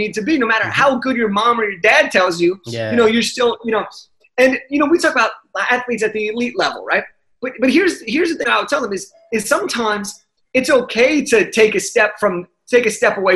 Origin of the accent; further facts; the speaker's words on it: Los Angeles, California, United States; I'm from Los Angeles